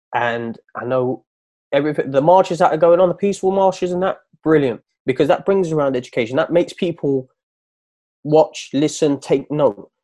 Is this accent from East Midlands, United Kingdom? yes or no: yes; Nottingham, East Midlands, United Kingdom; also born or lived in East London; now in London, United Kingdom; I'm from Nottingham. I live in East London now